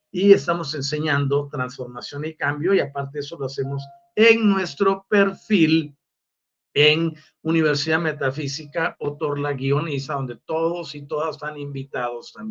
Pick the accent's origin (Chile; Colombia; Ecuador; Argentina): Argentina; Buenos Aires Province; porque también soy una provincia de Buenos Aires.